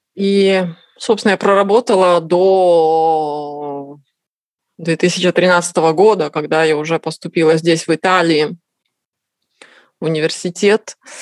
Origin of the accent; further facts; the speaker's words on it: Kazakhstan; moved away as an adult; now in Tuscany, Italy; Родилась в Казахстане, э, закончила институт в Казахстане.